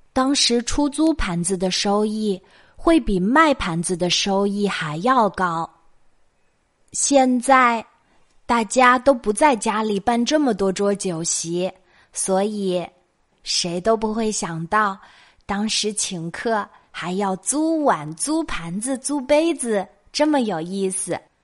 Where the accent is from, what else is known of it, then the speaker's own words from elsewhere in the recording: China; 我们中国人